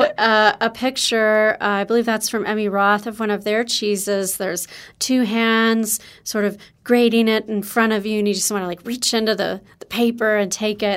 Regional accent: Wisconsin, United States; I'm from Wisconsin

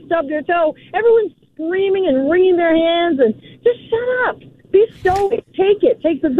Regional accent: Boston, Massachusetts, United States; And I'm from Boston.

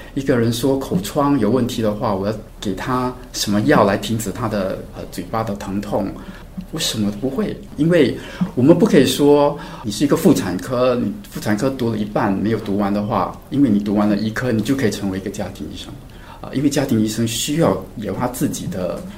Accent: Singapore; 我从小在新加坡长大

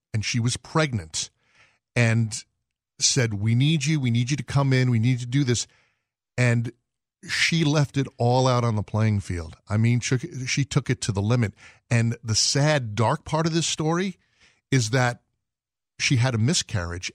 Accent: New York, United States; I grew up in New York, so you had to play some basketball

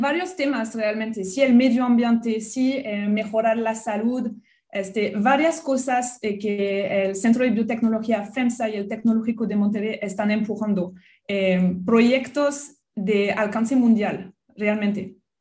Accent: France; Spanish is a second language; also born or lived in Australia; now in Mexico; soy francesa. Mi acento, pues creo que nunca se va a ir

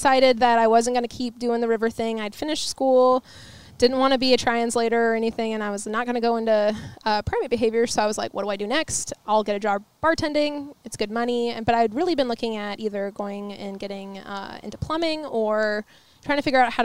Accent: Richland, Washington, United States; now in Portland, United States; I was born in the Tri-Cities

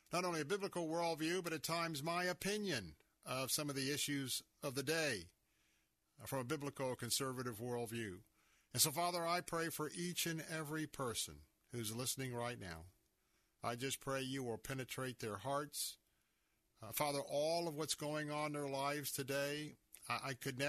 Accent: United States; I'm an American citizen, I was born here

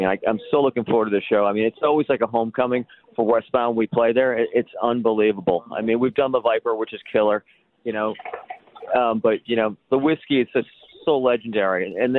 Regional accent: Albany, New York, United States; moved away; I grew up in the Capital area, so around Albany, New York.

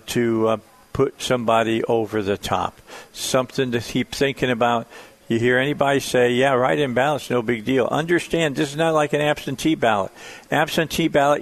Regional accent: outside of Chicago, Illinois, United States; now in Arkansas, United States; I grew up outside of Chicago

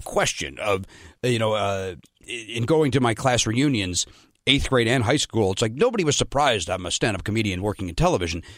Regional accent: Chicago, Illinois, United States; moved away as an adult; also born or lived in Pasadena, California; I'm from Chicago.

